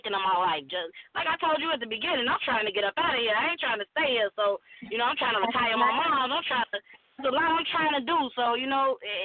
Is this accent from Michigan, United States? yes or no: no; Chicago, Illinois, United States; growing up in Chicago